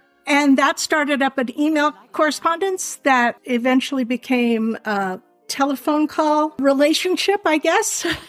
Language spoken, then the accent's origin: English; Del Mar, California, United States; also born or lived in New York; they had a home base here in California because harness drivers tend to winter their horses and not race them, and they want good weather for that. So